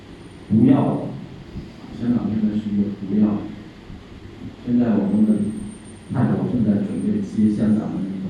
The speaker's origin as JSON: {"language": "Chinese", "country": "China", "said": "好，我们大陆人不去了，你高兴吗？"}